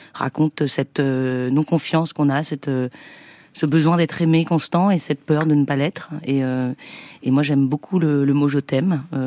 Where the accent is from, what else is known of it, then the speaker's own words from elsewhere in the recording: Saint-Nazaire, Pays de la Loire, France; Je viens de Saint-Nazaire